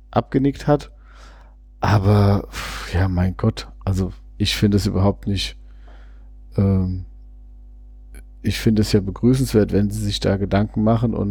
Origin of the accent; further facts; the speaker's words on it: Vienna, Austria; klar, ich komme aus Wien selbst